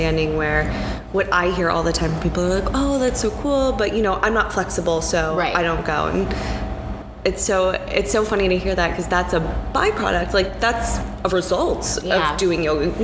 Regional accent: Michigan, United States; also born or lived in Wisconsin; now in New York, United States; I'm from Michigan.

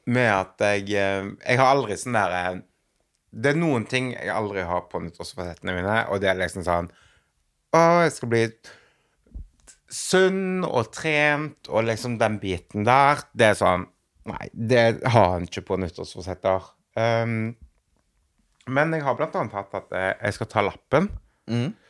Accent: Western Norway, Norway; Jeg kommer jo fra Vestlandet.

